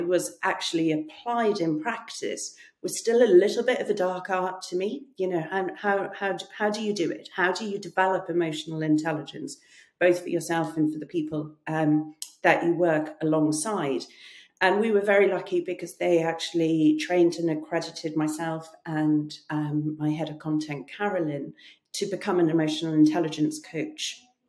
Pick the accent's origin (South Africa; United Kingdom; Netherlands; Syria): South Africa; First of all, I grew up in South Africa. And my parents were missionaries who worked for peace and reconciliation.